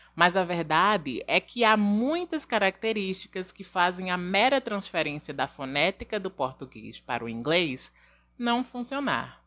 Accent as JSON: {"language": "Portuguese", "country": "Brazil", "accent": "Brazilian", "said": "muito dificilmente vamos perder o nosso sotaque de brasileiro"}